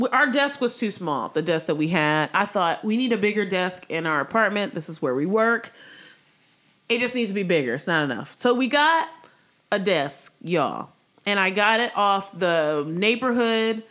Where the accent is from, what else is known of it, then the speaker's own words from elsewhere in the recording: Severn, Maryland, United States; I'm from Severn, Maryland, the suburbs of Maryland.